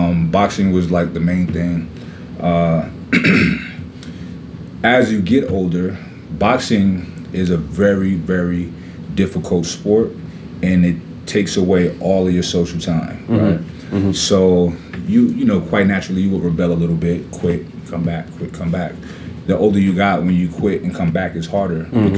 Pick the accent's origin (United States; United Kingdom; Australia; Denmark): United States; New York City, New York; I'm from Brooklyn, New York, and we played every sport you can play outside